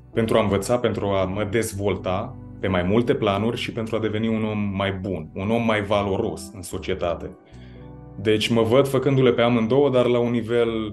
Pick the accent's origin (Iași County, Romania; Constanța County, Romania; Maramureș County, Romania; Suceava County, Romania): Maramureș County, Romania; Baia Mare; moved away as an adult; also born or lived in Copenhagen, Denmark; eu eu sunt din Baia Mare și sunt cumva de la marginea orașului, nici măcar din centru